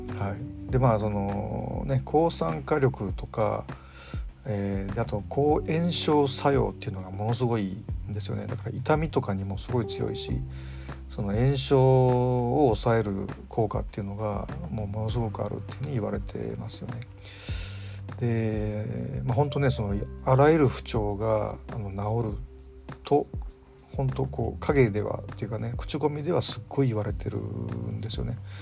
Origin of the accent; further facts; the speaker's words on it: Kyoto, Japan; now in Tokyo, Japan; 僕、あの、京都出身なんで